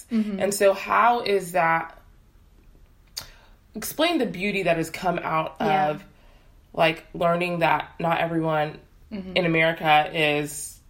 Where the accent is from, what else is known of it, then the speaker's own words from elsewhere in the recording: Houston, Texas, United States; also born or lived in North Carolina; I grew up in Houston, so, for the most part.